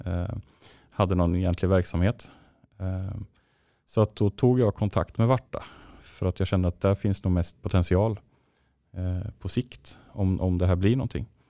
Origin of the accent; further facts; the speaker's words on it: Linköping, Östergötland, Sweden; moved away as an adult; also born or lived in Borås; now in Gothenburg, Sweden; hemma i Linköping.